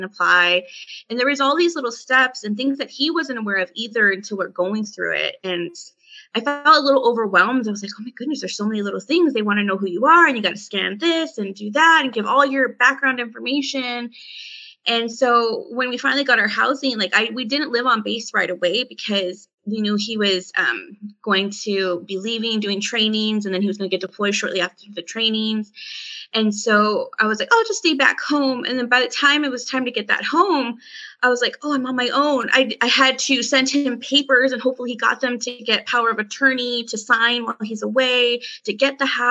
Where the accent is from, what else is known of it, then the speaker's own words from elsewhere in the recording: California, United States; moved away as an adult; now in Colorado, United States; we're originally from California and we decided that wasn't best to raise our family in. So that's why we moved to Colorado after he separated